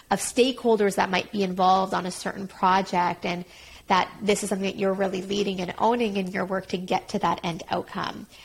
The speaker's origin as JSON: {"language": "English", "town": "Montreal", "region": "Quebec", "country": "Canada", "said": "I'm from Montreal."}